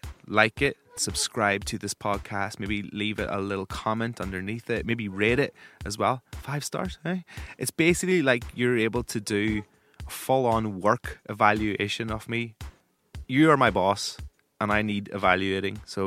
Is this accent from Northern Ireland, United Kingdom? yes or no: yes; Northern Ireland, United Kingdom; I'm a Northern Irish music broadcaster.